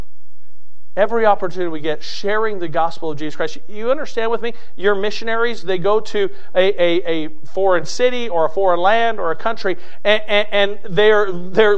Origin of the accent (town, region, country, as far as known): United States